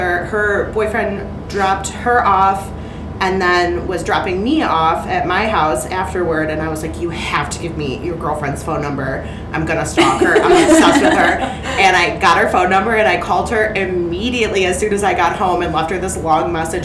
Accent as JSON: {"language": "English", "town": "Cleveland", "region": "Ohio", "country": "United States", "tie": "born or raised there", "said": "I'm a born and raised Clevelander"}